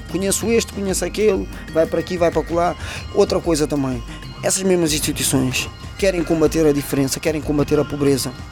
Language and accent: Portuguese; Portugal; eu nas Fontainhas, falando do bairro onde eu cresci, onde eu aprendi